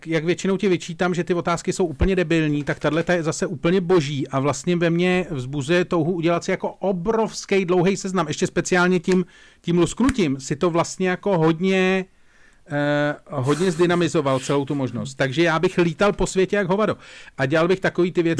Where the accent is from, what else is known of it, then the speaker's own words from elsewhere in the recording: Czechia; já jsem přízemní Čech